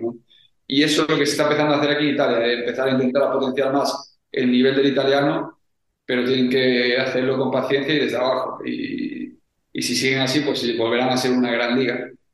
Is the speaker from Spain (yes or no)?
yes; Spain; moved away as an adult; now in Italy; Somos jugadores eh, españoles